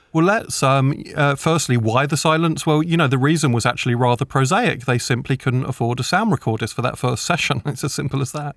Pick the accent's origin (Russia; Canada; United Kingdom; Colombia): United Kingdom; I'm a British children's author.